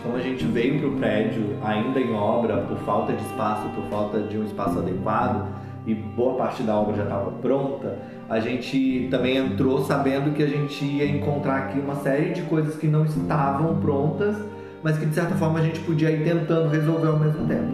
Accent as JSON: {"language": "Portuguese", "region": "Southeast", "country": "Brazil", "moved": "yes", "said": "lá no Sudeste, de onde eu venho"}